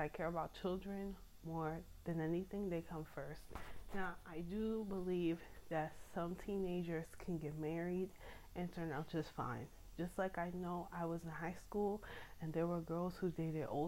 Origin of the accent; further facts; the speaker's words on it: United States; I'm American, so I'm not raised in a world where that's okay